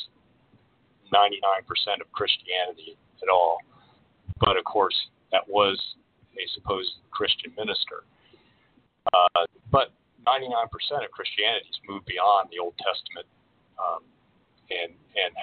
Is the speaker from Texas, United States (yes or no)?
no; Washington, District of Columbia, United States; moved away as an adult; now in Oregon, United States; I grew up in the Washington, D.C. suburbs, in a community that was far more diverse than where I am out here in Oregon now